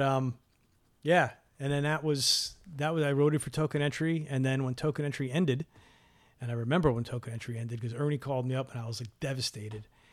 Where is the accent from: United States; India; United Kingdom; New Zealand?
United States; New York City, New York; we're from New York City